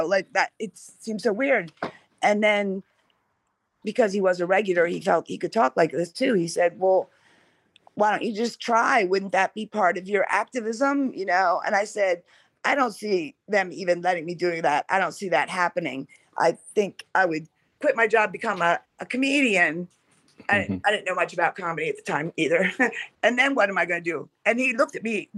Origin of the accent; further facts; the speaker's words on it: Columbia, Pennsylvania, United States; now in Southern California, United States; I was born in Columbia, Pennsylvania, on the Susquehanna River